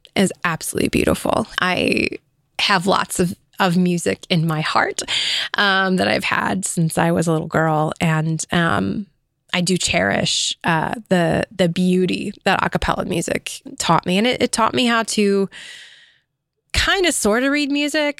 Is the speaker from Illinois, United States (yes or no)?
yes; Illinois, United States; also born or lived in California; we moved to Illinois.